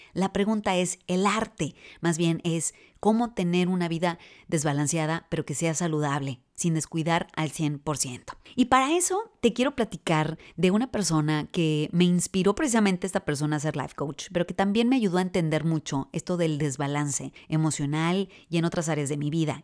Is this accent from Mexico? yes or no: yes; northern Mexico, Mexico; moved away as an adult; also born or lived in Michigan; me fui del norte de México hasta el norte de Estados Unidos